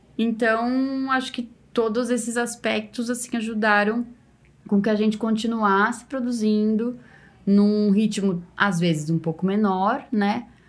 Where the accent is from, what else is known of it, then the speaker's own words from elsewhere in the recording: São Paulo, Brazil; now in Ribeirão Preto, Brazil; eu que sou de São Paulo